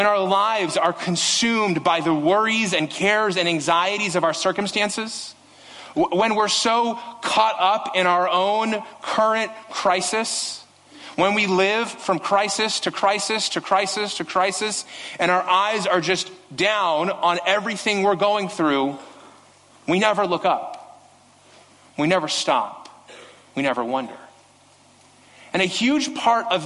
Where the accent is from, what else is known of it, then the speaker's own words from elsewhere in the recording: Las Vegas, Nevada, United States; I grew up in Las Vegas.